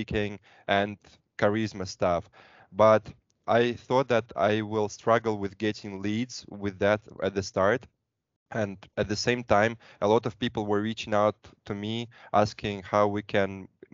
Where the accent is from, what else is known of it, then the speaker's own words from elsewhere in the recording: Moscow, Russia; I'm from Moscow, Russia, studied in a couple of countries